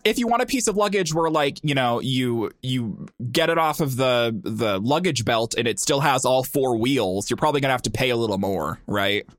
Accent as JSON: {"language": "English", "region": "Montana", "country": "United States", "said": "I'm from Montana"}